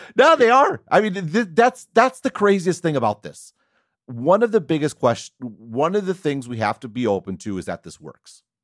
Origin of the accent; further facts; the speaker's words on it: United States; I am absolutely an American